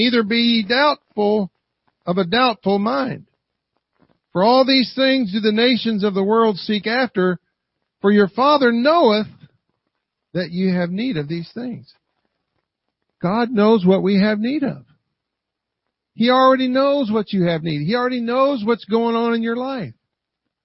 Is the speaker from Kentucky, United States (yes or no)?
yes; Kentucky, United States; I'm from Kentucky